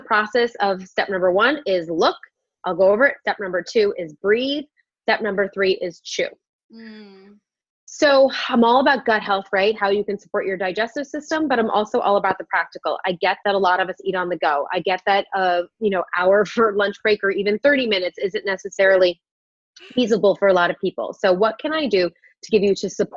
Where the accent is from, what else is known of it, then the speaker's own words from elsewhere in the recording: New York, United States; I'm also a New Yorker at heart